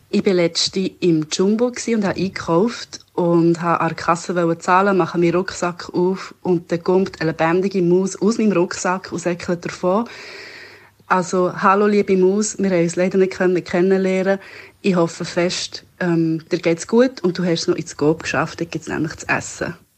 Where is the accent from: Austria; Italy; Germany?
Italy; now in Switzerland; Ich als Italienerin leide manchmal in der Schweiz